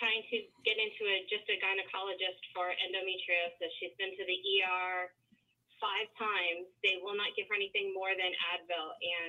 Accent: Canada; now in Atlanta, United States; because I live in Atlanta, I'm Canadian and I'm American, so I get to vote in both countries.

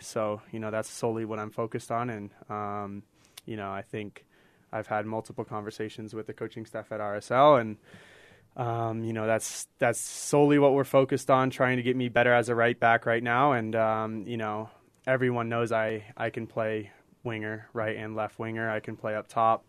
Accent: Paradise Valley, Arizona, United States; also born or lived in England; now in Salt Lake City, United States; wonderful place to grow up with with my older brother. Um, you know, Arizona is is will always be my home

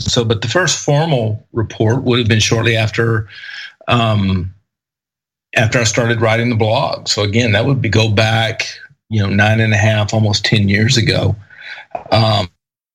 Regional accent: East Texas, United States; I grew up in East Texas

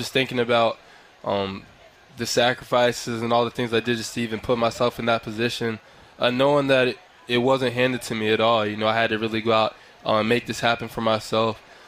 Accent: Harrisburg, Pennsylvania, United States; So it was a really good time growing up in Harrisburg.

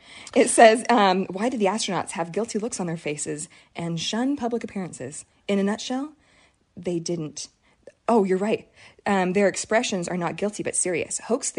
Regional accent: Utah, United States; I lived out of state for a little bit, and I got a job, and they found out that I was from Utah

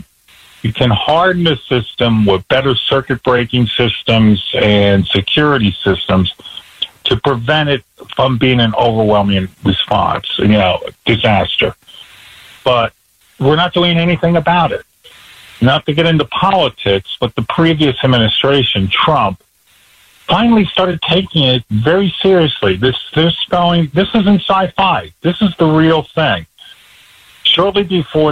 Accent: Black Mountain, North Carolina, United States; my hometown in North Carolina, Black Mountain

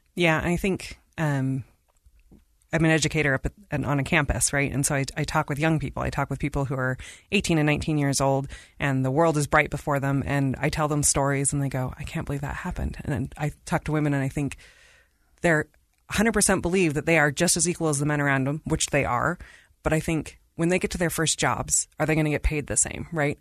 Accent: India; moved away; I am from India.

